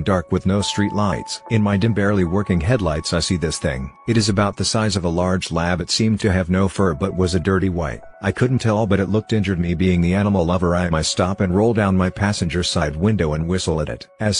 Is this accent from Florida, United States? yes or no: no; Idaho, United States; this very strange old place I grew up way out in the Idaho mountains.